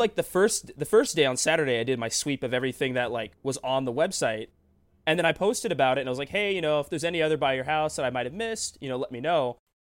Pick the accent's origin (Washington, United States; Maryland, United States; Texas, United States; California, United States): Washington, United States; Tacoma; this shop in my hometown, Tacoma, Destiny City Comics